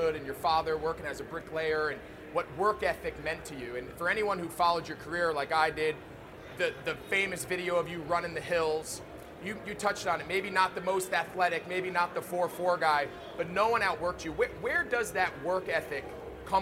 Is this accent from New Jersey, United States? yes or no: yes; New Jersey, United States; I grew up in North Jersey, somehow right in the middle of Giants country